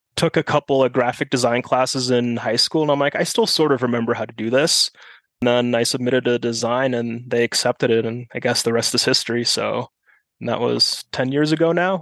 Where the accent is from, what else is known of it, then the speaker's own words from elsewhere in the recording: Germany; first language German; English is a second language; also born or lived in South Carolina, United States; now in Flagstaff, United States; growing up in Germany, we moved to South Carolina for a couple of years